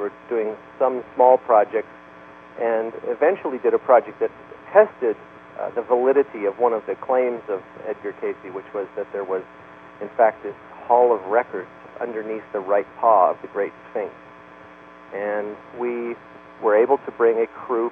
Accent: Canada; moved away; I'm Canadian by birth

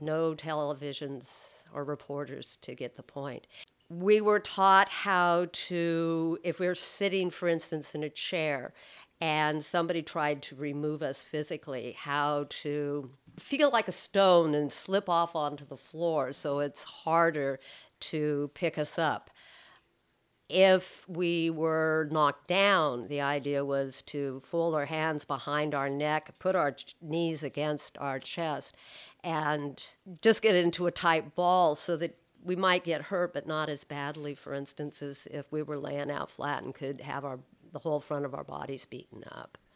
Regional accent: California, United States; I'm from California

